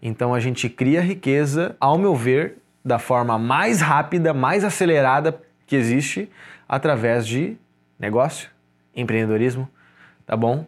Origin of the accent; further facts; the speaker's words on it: Porto Alegre, Rio Grande do Sul, Brazil; now in Florianópolis, Brazil; Sou gaúcho de Porto Alegre